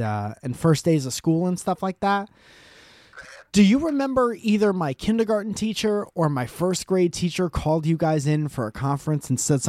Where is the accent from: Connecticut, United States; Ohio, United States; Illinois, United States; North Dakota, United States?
Connecticut, United States; I grew up in Connecticut